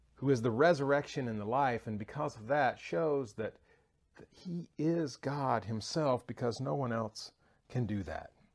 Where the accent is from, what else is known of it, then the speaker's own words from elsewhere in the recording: the South, United States; moved away; I'm from the South